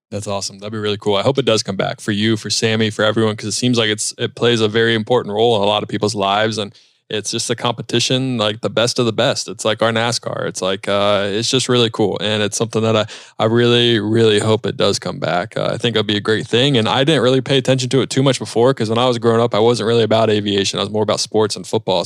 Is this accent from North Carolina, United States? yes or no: yes; Charlotte, North Carolina, United States; I grew up in South Charlotte, flew out of Monroe Airport